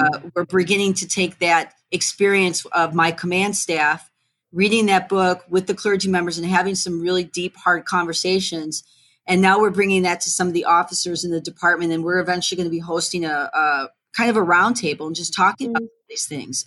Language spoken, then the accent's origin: English; Streamwood, Illinois, United States; I grew up in Streamwood, which is right next door to Elgin